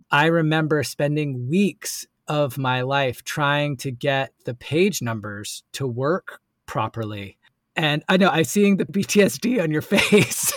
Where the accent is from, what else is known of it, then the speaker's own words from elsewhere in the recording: Asheville, North Carolina, United States; also born or lived in New York City; from Asheville, North Carolina, and, uh, moved back to my hometown